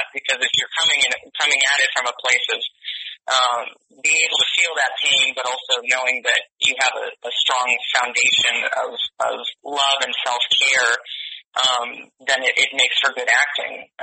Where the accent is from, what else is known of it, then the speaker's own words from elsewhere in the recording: Connecticut, United States; accent: Connecticut; moved away; my Connecticut accent? my Connecticut accent.